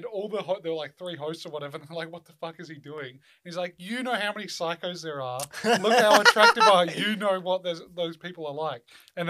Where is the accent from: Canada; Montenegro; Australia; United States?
Australia; I'm obviously an Australian. I don't live in LA.